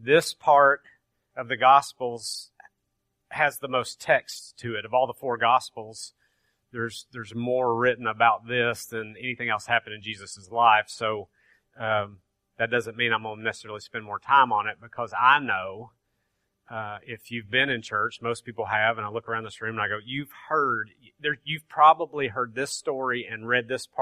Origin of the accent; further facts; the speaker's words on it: Grainger County, Tennessee, United States; I'm from Granger County, so I say Torah.